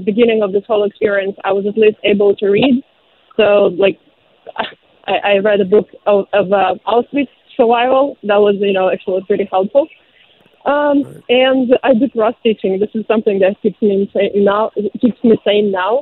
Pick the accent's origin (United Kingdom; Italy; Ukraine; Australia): Ukraine; Zaporizhzhia, Zaporizhzhia Oblast; now in Shanghai, China; I'm from Zaporizhia. This is where my family is from, and this is where they are right now.